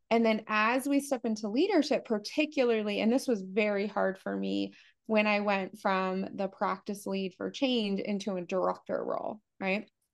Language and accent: English; United States; I grew up really poor. I'm from the United States, as you can hear